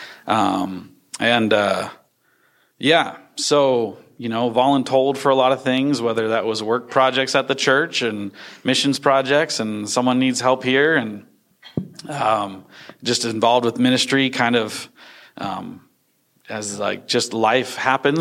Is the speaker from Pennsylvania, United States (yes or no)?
no; Lynchburg, Virginia, United States; also born or lived in outside Washington, D.C.; I was born in Lynchburg, Virginia, as he was attending Liberty University.